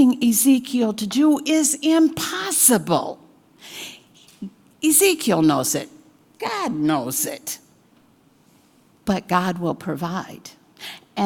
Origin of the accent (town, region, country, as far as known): United States